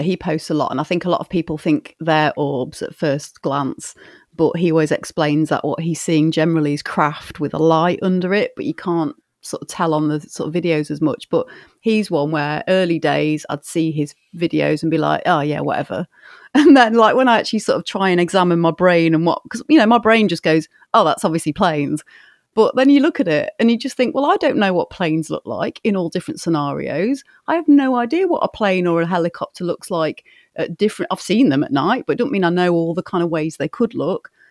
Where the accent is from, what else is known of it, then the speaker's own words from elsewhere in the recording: Grimsby, Yorkshire and the Humber, United Kingdom; one had popped up in Grimsby, which is, like, seven miles north of where I am. That's, like, my hometown